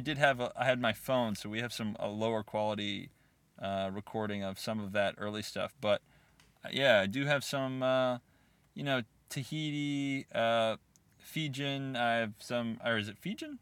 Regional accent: United States; as an American sitting there

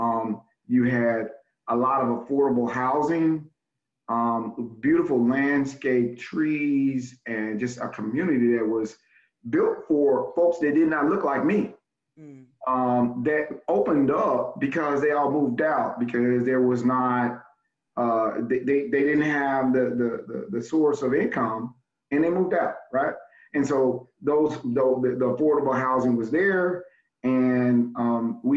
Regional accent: Memphis, Tennessee, United States; also born or lived in Los Angeles, California; I'm from Fraser. Fraser, and folks would generally say Fraser / North Memphis

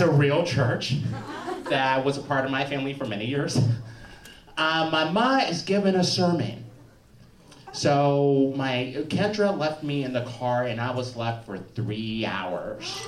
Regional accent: Chicago, Illinois, United States; I'm from the South Side of Chicago, but I also like spent about ten years in the South Suburbs.

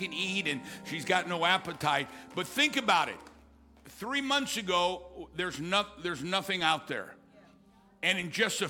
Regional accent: Missouri, United States; now in Texas, United States; I grew up in Missouri, and we lived on the Mississippi River

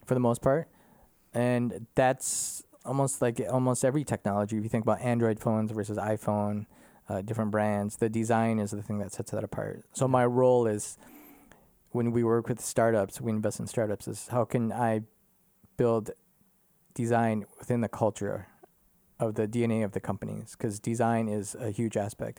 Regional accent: Minnesota, United States; moved away as an adult; now in Germany; I grew up in Minnesota

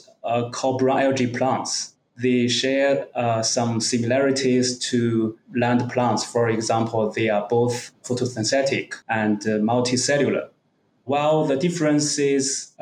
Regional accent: Zibo, Shandong, China; also born or lived in Qingdao; I was born in the city of Zibo, another city very near Qingdao in Shandong province in the north of China. I almost never left the city until I went to university.

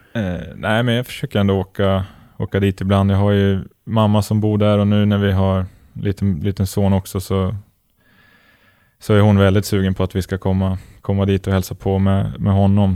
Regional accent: Gävle, Gävleborg County, Sweden; also born or lived in Malmö / Helsingborg; now in Örebro, Sweden; det är alltid kul att vara hemma i Gävle och träffa vänner och familj

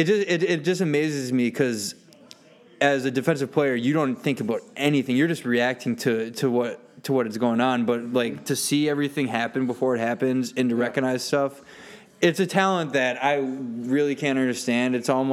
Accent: Wisconsin, United States; So, no, and as growing up in Wisconsin, you know, I know at this point Aaron Rodgers is the golden boy

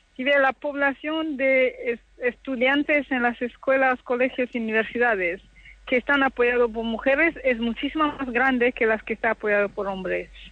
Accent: DR Congo; moved away; yo soy del Congo, la República Democrática del Congo

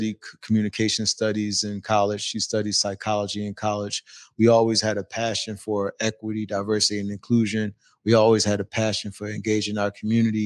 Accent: Philadelphia, Pennsylvania, United States; now in Seattle, United States; I'm originally from Philadelphia.

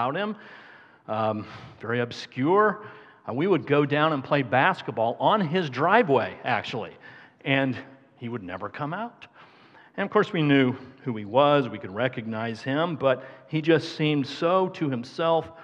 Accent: Carmel, Indiana, United States; I grew up in Carmel, Indiana

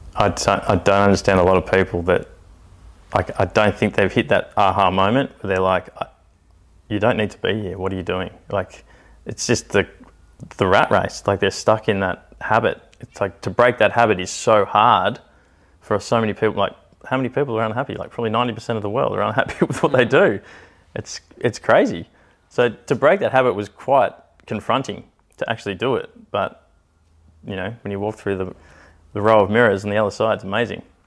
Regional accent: Canberra, Australian Capital Territory, Australia; I grew up in Canberra, but traveled with the circus pretty much up until the age of eighteen, nineteen

